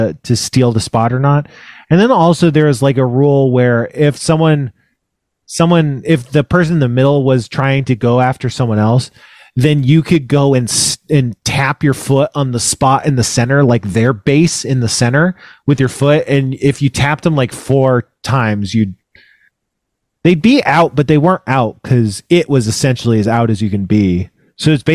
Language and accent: English; Elk Grove, California, United States; moved away; I'm from Northern California, Elk Grove, which is right outside of Sacramento